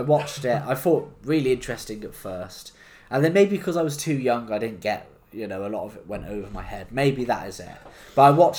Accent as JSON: {"language": "English", "country": "United Kingdom"}